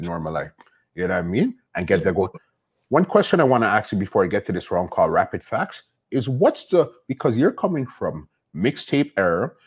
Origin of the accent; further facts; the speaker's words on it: Toronto, Ontario, Canada; We're from Toronto, the big city.